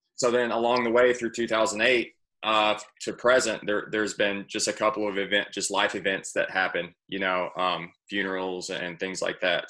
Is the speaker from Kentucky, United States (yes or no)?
yes; Campbellsville, Kentucky, United States; I'm from Campbellsville, Kentucky. I play golf at Campbellsville Country Club